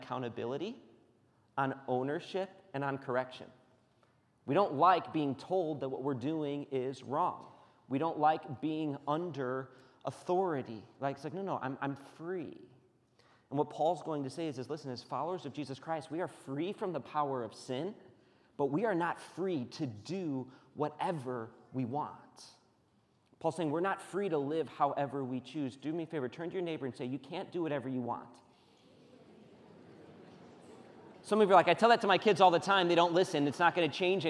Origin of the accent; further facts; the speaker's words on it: United States; We're Americans.